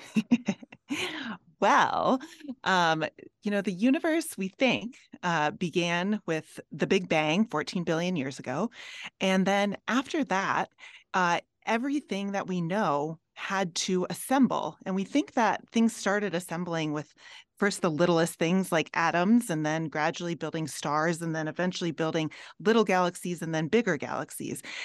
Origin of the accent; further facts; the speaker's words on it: Minnesota, United States; now in Colorado, United States; I'm from Minnesota